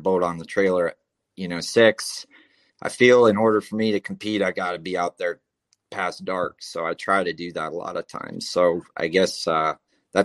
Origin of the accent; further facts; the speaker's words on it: Richmond, Minnesota, United States; I grew up in Richmond, Minnesota